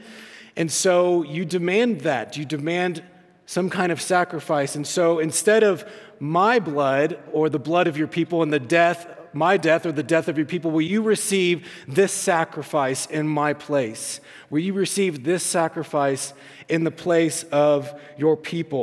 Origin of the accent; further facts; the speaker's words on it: the South, United States; when I was growing up, growing up in the South, and I grew up in the church